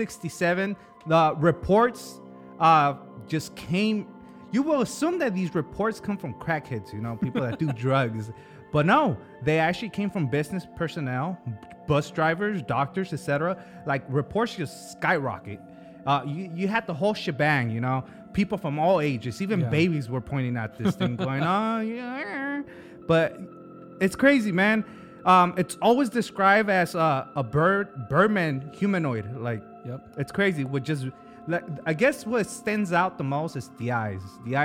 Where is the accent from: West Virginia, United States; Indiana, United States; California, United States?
West Virginia, United States; accent: West Virginian; this happened in Fine West Virginia. That's my accent.